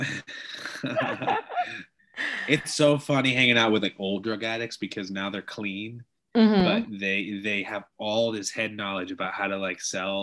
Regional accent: South Missouri, United States; I'm from South Missouri

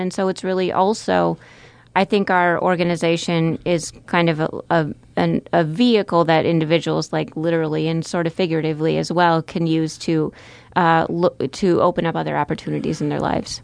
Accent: Marshfield, Wisconsin, United States; moved away as an adult; also born or lived in Minnesota; now in Omaha, United States; I grew up in central Wisconsin, n, in the small town of Marshfield, near Marshfield, Wisconsin

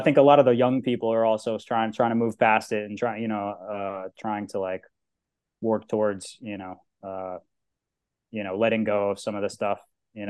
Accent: United States; moved away as an adult; now in Croatia; for me as an American, dumb American

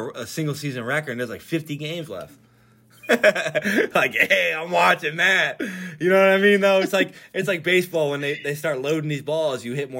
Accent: Philadelphia, Pennsylvania, United States; we're from Philadelphia

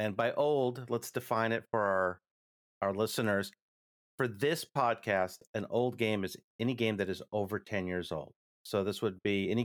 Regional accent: United States; I'm your American host

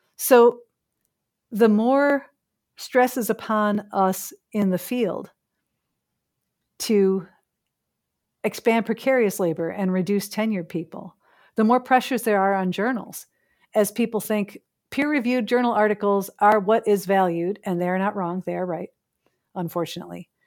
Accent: Chicago, Illinois, United States; now in Canada; someone who, uh, is born and raised in Chicago

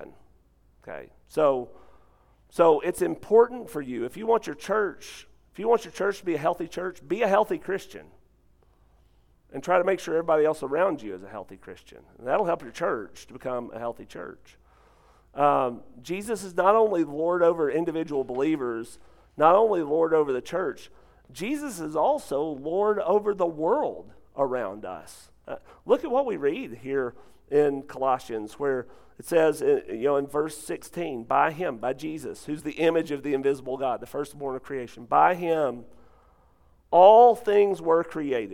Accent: North Arkansas, United States; We're both from North Arkansas

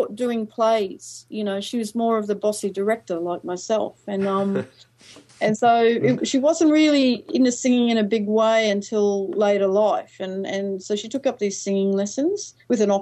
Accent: Australia; also born or lived in Japan

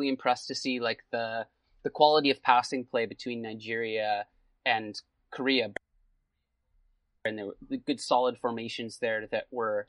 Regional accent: Canada; as a Canadian

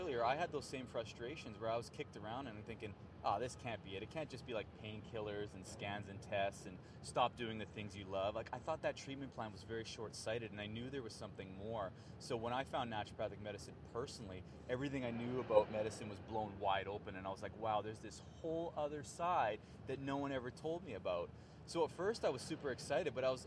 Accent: Canada; I'm a Canadian born and raised

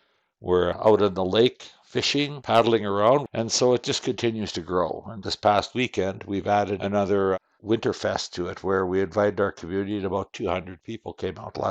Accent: Qu'Appelle Valley, Saskatchewan, Canada; I'm from Saskatchewan. I'm in the southern area of Saskatchewan, in an area known as the Qu'Appelle Valley.

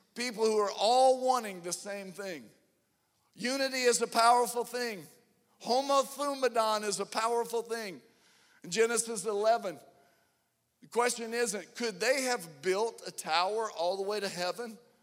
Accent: Atlanta, Georgia, United States; We're from Atlanta

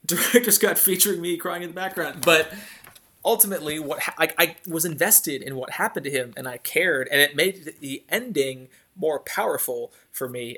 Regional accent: Northeast Ohio, United States; little white boy growing up in Northeast Ohio

